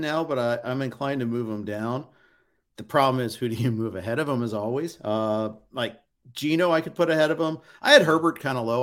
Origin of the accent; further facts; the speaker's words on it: Indianapolis, Indiana, United States; I grew up in Indy